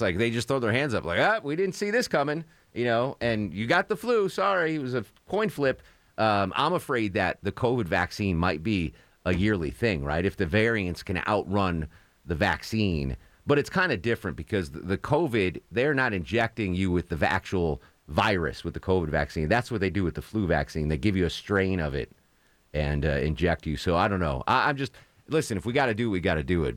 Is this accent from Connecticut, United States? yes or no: yes; Connecticut, United States; now in Atlanta, United States; I'm from Connecticut. I didn't live on the coast, but that's the East Coast